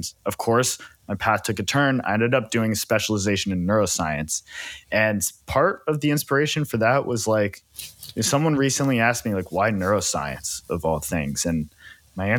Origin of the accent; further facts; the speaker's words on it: Silicon Valley, California, United States; I grew up in the Silicon Valley in California.